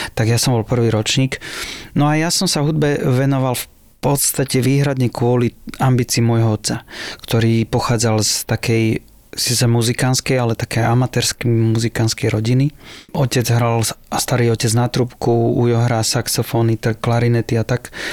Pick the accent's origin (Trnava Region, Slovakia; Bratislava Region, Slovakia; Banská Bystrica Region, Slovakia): Bratislava Region, Slovakia; Láb; ja som z dediny Láb, ze zahorádskej dediny Láb